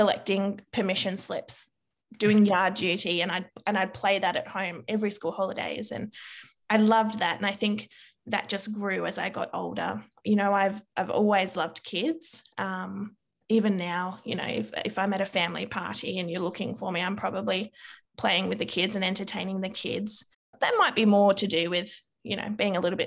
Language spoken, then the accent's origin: English; Victoria, Australia; also born or lived in New South Wales; I moved from New South Wales to Victoria, my teacher at the school that I started